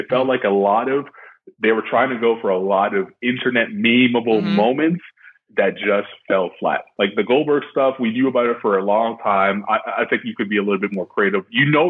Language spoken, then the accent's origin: English; Canada; I grew up in Canada.